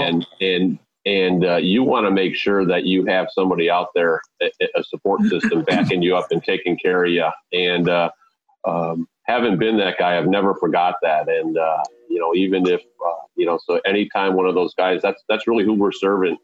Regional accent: Wheaton, Illinois, United States; also born or lived in Southern California; we landed in Wheaton, Illinois, in the early 1970s, and that's where I was really raised.

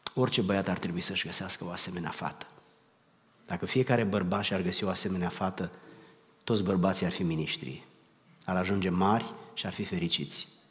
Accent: Romania; moved away; noi am plecat din România

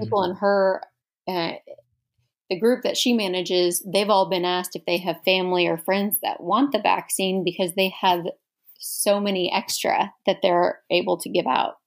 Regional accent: Houston, Texas, United States; moved away as an adult; now in Dallas, United States; growing up in Houston

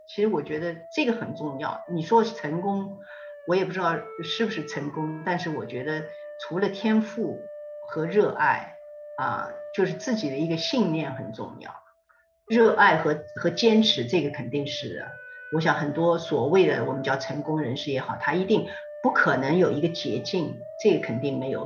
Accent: Hangzhou, Zhejiang, China; moved away; 因为我是杭州人嘛

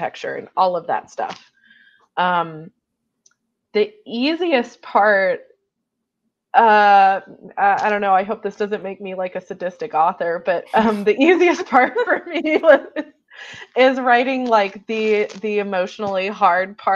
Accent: United States; as an American

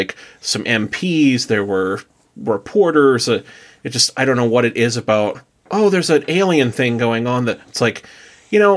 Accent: South Dakota, United States; good old boys from South Dakota

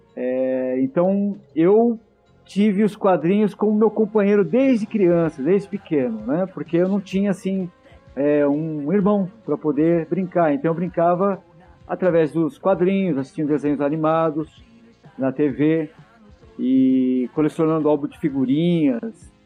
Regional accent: Santo André, São Paulo, Brazil; eu morava em Santo André, na cidade onde eu nasci

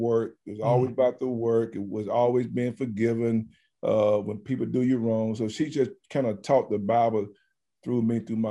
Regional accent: Alabama, United States; moved away as an adult; also born or lived in Bloomington, Indiana; we had a junior college in my hometown

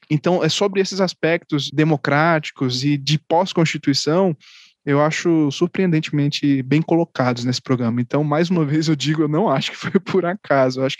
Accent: Pernambuco, Brazil; e eu sou pernambucano.

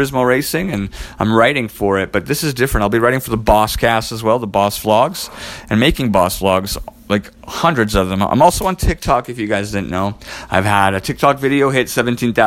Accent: Edmonton, Alberta, Canada; I'm from Edmonton, Alberta

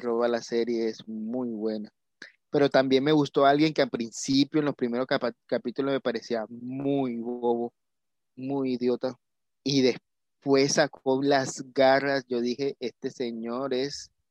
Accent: Colombia; como colombiano

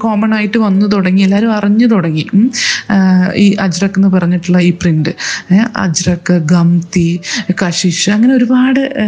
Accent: Kozhikode, Kerala, India; ഞാൻ കോഴിക്കോട് നിന്നാണ് ഞാൻ പറയാൻ മറന്നു ഞാൻ കോഴിക്കോട് നിന്നാണ് ഉള്ളത് വരുന്നത്

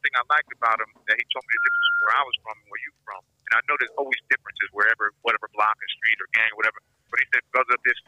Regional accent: Connecticut, United States; I'm from Connecticut

